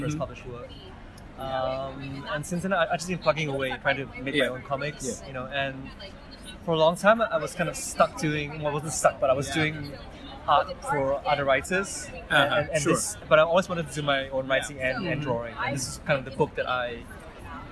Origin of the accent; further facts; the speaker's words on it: Singapore; also born or lived in Malaysia; growing up in Singapore